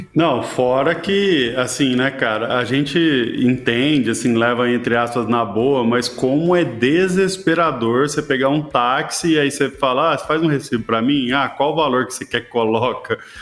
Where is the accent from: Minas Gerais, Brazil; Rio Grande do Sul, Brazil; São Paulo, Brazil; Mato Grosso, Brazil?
Minas Gerais, Brazil; Eu sou mineiro, tá? Orgulhoso, assim